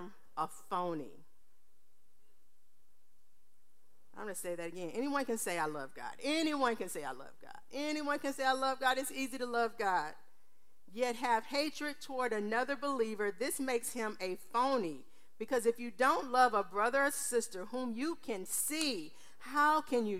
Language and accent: English; Texas, United States; I'm from Texas.